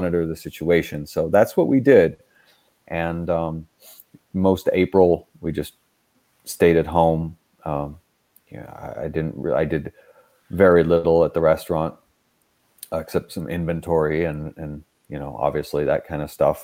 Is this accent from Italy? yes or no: yes; Rome, Lazio, Italy; now in United States; I'm American, but I grew up in Rome